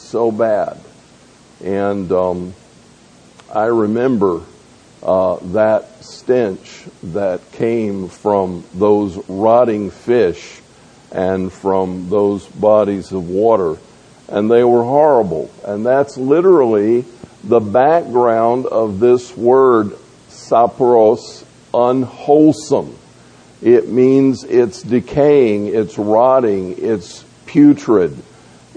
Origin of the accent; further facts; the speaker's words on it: Tampa, Florida, United States; I grew up in Tampa